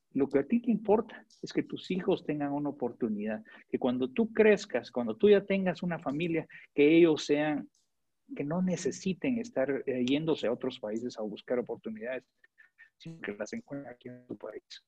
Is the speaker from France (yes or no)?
no; Guatemala; moved away as an adult; now in Honduras; yo crecí en Guatemala